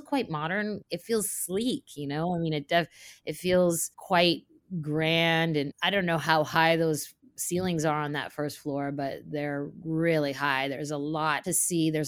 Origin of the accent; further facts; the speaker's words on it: Saint Petersburg, Russia; moved away; I'm from Russia, from St. Petersburg